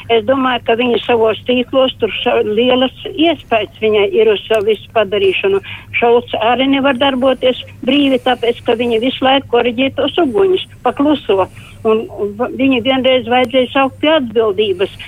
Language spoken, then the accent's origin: Latvian; Latvia; es esmu latvietis